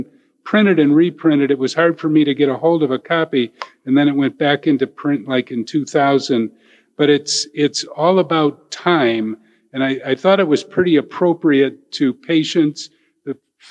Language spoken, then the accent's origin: English; Elyria, Ohio, United States; I'm from Elyria.